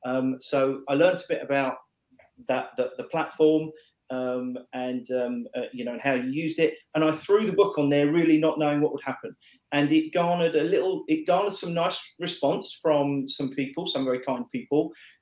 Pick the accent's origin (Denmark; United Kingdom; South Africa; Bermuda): United Kingdom; England; for being English